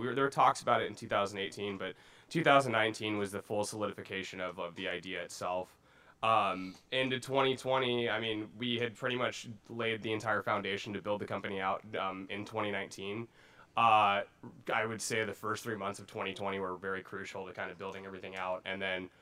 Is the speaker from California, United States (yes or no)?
yes; Pasadena, California, United States; also born or lived in Glendora, California; I'm actually born and raised from